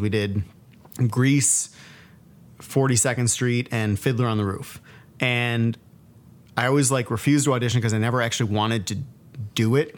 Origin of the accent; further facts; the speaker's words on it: Buffalo, New York, United States; Growing up in Buffalo